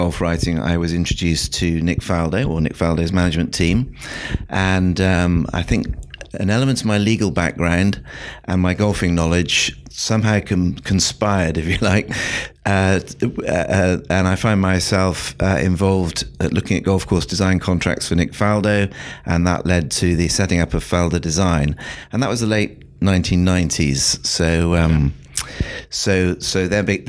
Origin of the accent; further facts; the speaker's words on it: South West England, United Kingdom; now in London, United Kingdom; I'm from London. I live in London now. I actually grew up in the West Country of England